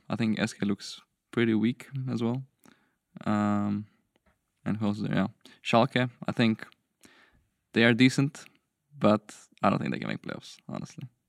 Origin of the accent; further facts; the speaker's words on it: Slovenia; I'm from Slovenia